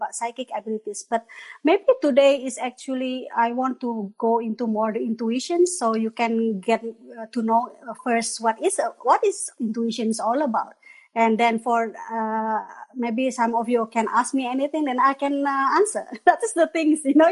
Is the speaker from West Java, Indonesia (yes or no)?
yes; Bandung, West Java, Indonesia; moved away as an adult; also born or lived in Malaysia / Würzburg, Germany; now in Veitshöchheim, Germany; I am actually Indonesian. I am coming from Bandung, Indonesia. Orang Sunda